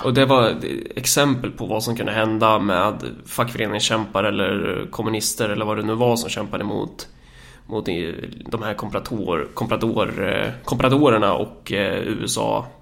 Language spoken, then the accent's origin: Swedish; Närke, Örebro County, Sweden; mig som närking